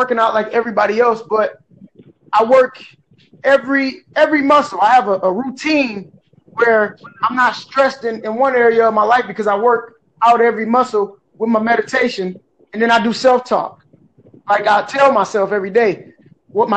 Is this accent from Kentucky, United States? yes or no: no; Detroit, Michigan, United States; now in Port Huron, United States; I'm actually originally from Detroit, Michigan.